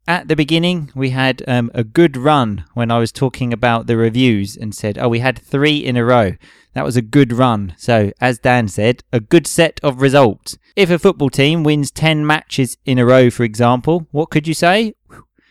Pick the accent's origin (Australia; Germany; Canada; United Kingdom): United Kingdom; now in Italy; we come from Britain